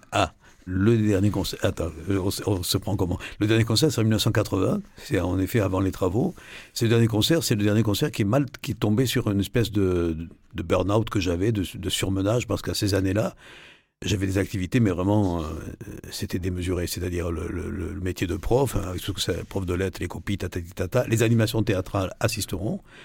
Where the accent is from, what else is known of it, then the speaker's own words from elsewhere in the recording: Provence-Alpes-Côte d'Azur, France; moved away as an adult; also born or lived in Marseille / Morocco / Nièvre; je suis des Alpes-Maritimes